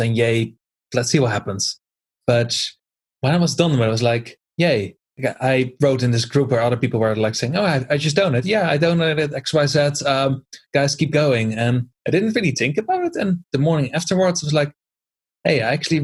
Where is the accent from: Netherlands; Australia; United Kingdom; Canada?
Netherlands; moved away; I always used to be a volunteer back in my home country in the Netherlands.